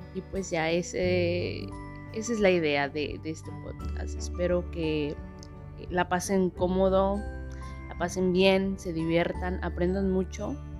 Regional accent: Mexico City, Mexico; moved away as an adult; now in India; nací en la Ciudad de México hace un tiempecito

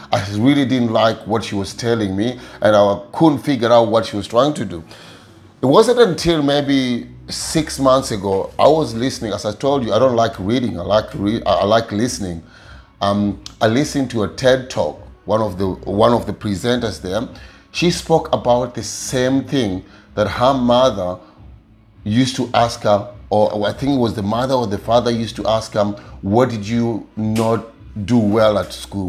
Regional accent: Kakamega, Kakamega County, Kenya; moved away; i come from Kenya, a small village called Kakamega

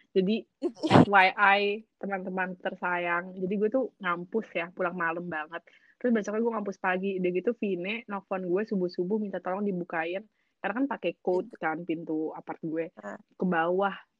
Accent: Indonesia; moved away; also born or lived in Paris; gue dari Indonesia

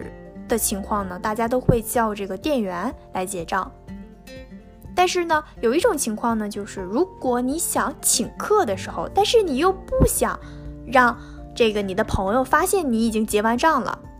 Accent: northern China, China; 在我的家乡呢，中国的北方

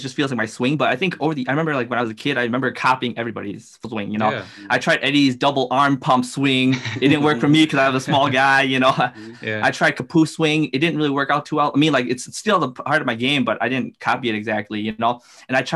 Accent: Wausau, Wisconsin, United States; I'm from the Wausau area

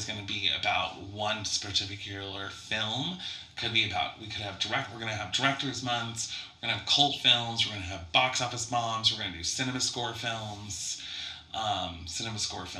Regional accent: Coeur d'Alene, Idaho, United States; also born or lived in Michigan; now in Spokane, United States; I'm from Coeur d'Alene, Idaho, which is just right outside of Spokane, Washington

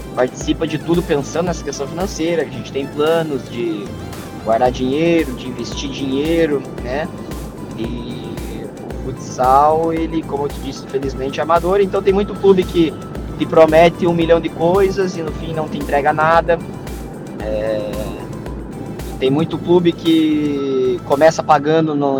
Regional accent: Curitiba, Paraná, Brazil; moved away as an adult; now in France; sou natural de Curitiba, do bairro do Xaxim, e atualmente eu sou estou vivendo na França

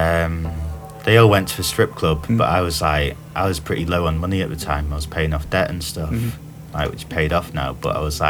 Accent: Doncaster, Yorkshire and the Humber, United Kingdom; moved away

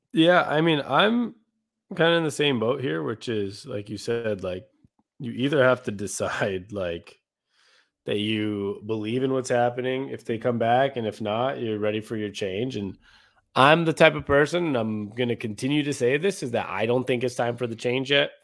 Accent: Seattle, Washington, United States; moved away as an adult; now in Phoenix, United States; born and raised in Seattle

